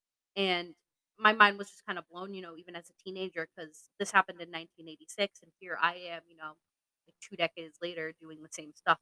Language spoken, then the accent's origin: English; Plympton, Massachusetts, United States; I grew up in Plimpton, Massachusetts